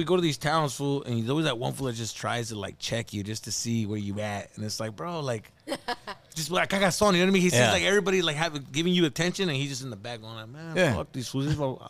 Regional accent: Tucson, Arizona, United States; also born or lived in East Los Angeles, California; now in Valencia, United States; If I was born in East LA, but I was raised in Arizona, in Tucson, Arizona.

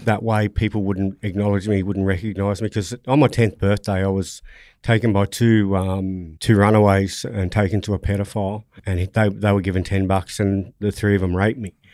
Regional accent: Sydney, New South Wales, Australia; I grew up in, in Nawi, Roselands area

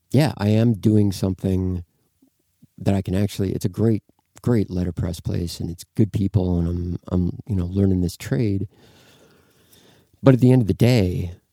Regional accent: Midwest, United States; man, I'm from the Midwest.

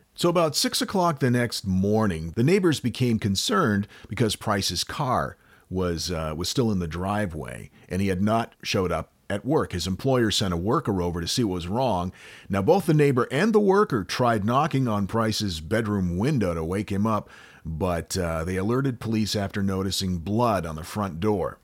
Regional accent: United States; accent: American; my stupid American accent

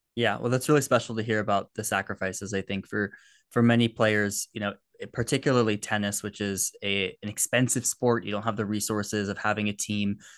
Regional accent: United States; I'm an American. I've grown up around the college system

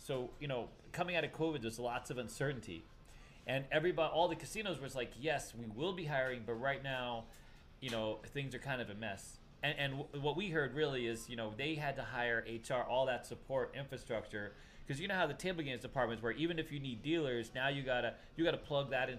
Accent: East Coast, United States; I'm from the East Coast

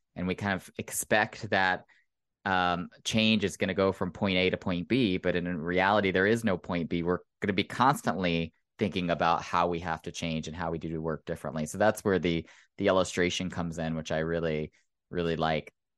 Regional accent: Oklahoma, United States; moved away; I grew up in Oklahoma, which is one of the reddest states in the Union

